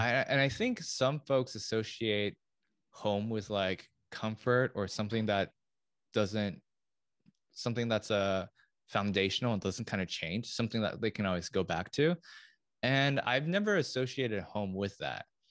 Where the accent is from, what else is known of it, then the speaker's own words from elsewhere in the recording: Lafayette, California, United States; moved away; I'm from Lafayette, from the Bay Area